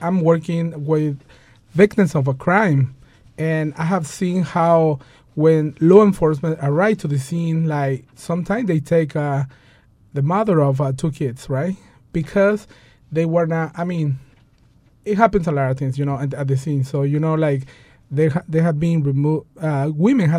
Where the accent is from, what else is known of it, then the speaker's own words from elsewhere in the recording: Mexico; Like, you know, I'm from Mexico, you know, and things like that.